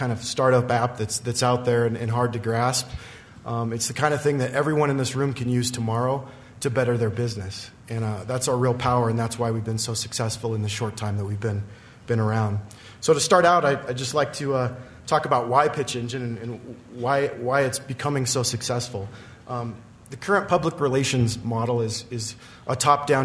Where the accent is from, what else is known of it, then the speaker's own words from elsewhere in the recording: Riverton, Wyoming, United States; I'm from Riverton, Wyoming, so a little farther removed from the Front Range than most of these folks.